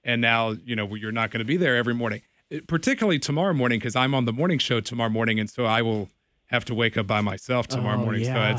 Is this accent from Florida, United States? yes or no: no; Bedford, Virginia, United States; I grew up in Bedford. I went to Liberty High School.